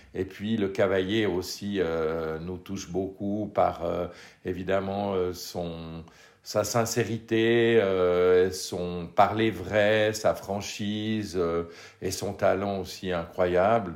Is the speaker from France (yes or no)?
no; Switzerland